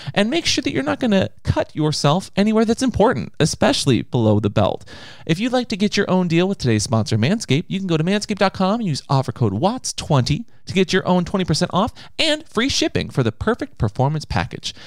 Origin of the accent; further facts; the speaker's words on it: United States; I'm an American